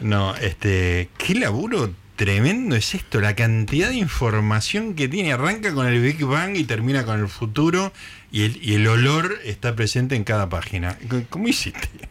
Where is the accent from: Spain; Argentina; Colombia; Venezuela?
Argentina; Capilla del Monte, Córdoba; moved away; mi infancia en Capilla del Monte Córdoba